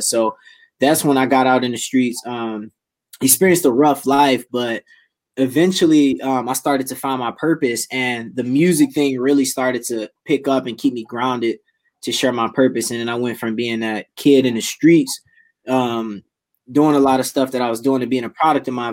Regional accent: Detroit, Michigan, United States; born and raised Detroit, Michigan

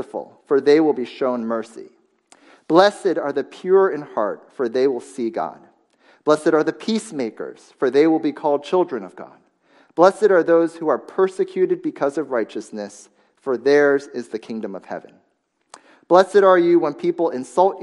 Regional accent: United States; moved away; my hometown newspaper online, the Washington Post

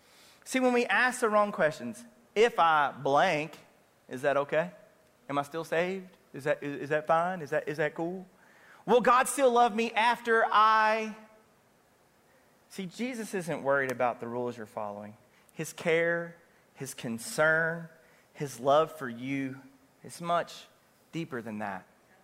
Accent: Kentucky, United States; You know, it's okay to go to Churchill Downs because I'm from Kentucky.

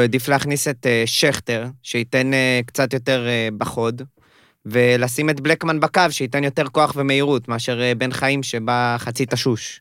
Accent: Holon, Tel Aviv District, Israel; now in Tel Aviv, Israel; כרגע חי בתל אביב, במקום חולון

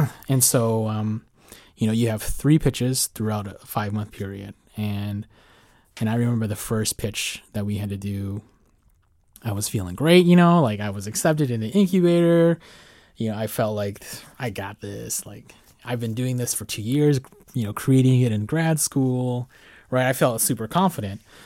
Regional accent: Midwest, United States; moved away as an adult; also born or lived in Chicago; now in Arlington, United States; first time living outside of the Midwest in my entire lifetime

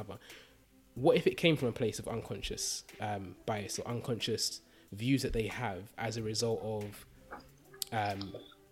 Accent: London, United Kingdom; growing up in East London

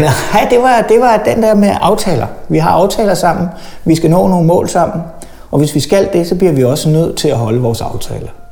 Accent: Lyngby, Capital Region of Denmark, Denmark; also born or lived in Tunisia / Aalborg; boede jeg på Djævløen, indtil jeg var 30

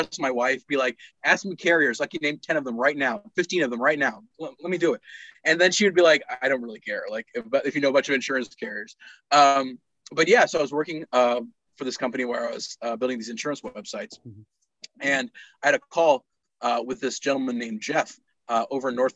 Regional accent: Pakistan; also born or lived in Texas, United States; now in United States; I was growing up in Pakistan

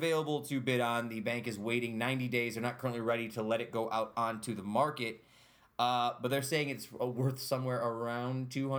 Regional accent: Utica, New York, United States; The Uptown Theater was my local movie theater growing up in South Utica.

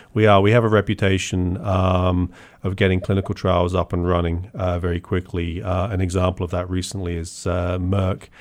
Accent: Portsmouth, South East England, United Kingdom; moved away as an adult; also born or lived in University of Bath; now in United States; I grew up in Portsmouth

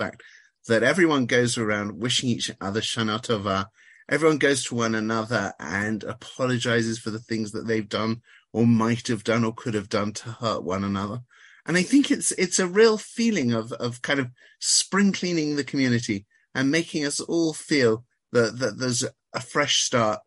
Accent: London, United Kingdom; moved away as an adult; now in Israel; I grew up in London

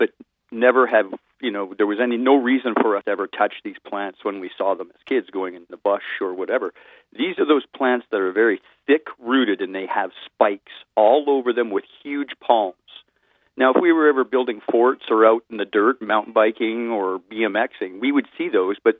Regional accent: Richmond, British Columbia, Canada; I grew up in Richmond, right, which is a very fertile area

